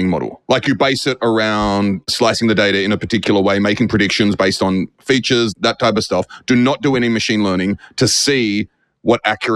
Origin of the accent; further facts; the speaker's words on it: Australia; now in United States; Being Australian, having lived in the US for so long